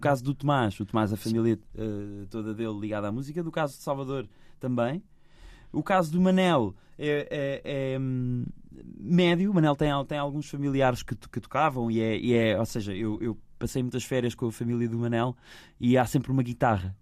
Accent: Lisbon, Portugal; also born or lived in Benfica, Lisbon; Eu nasci, eu nasci em Arroios. Nasci em Arroios.

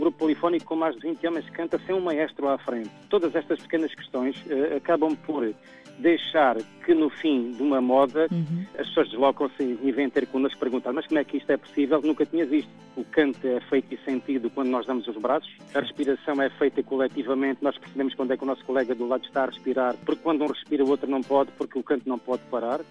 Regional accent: Alentejo, Portugal; nós, enquanto alentejanos

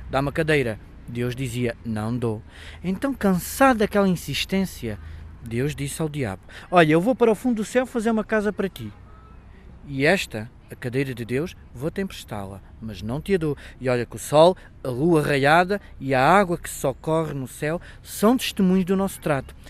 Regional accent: Beja, Alentejo, Portugal; sou de Beja

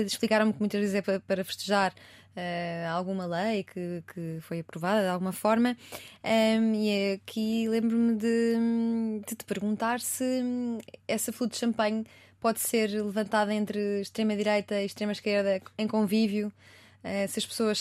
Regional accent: Portugal; Sou portuguesa

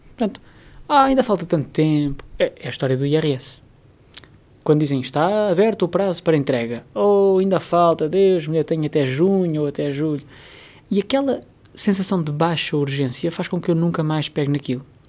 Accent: Portugal

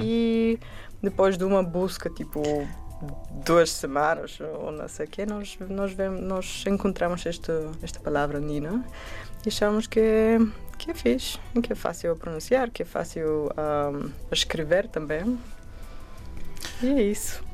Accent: Bulgaria; Portuguese is a second language; now in Portugal; eu sou do Bulgária, o meu português é quase bem

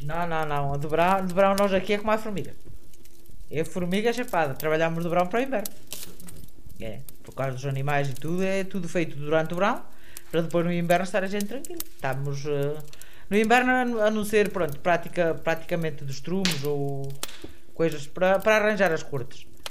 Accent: Portugal; Eu, por acaso, nasci aqui neste lugar

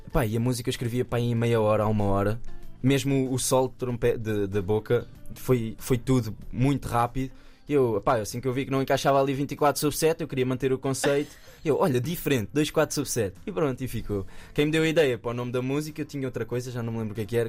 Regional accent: Nazaré, Centro, Portugal; lá na minha terra, na Nazaré

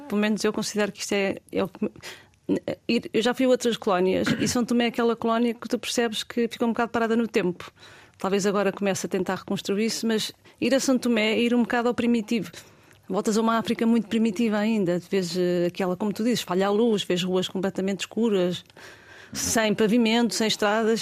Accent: Portugal; senti-me super bem recebida como portuguesa

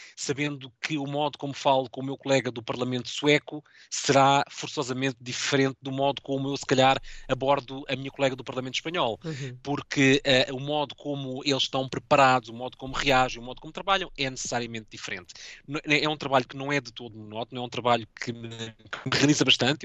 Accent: Lisbon, Portugal; moved away as an adult; now in Brussels, Belgium; Eu sou de Lisboa

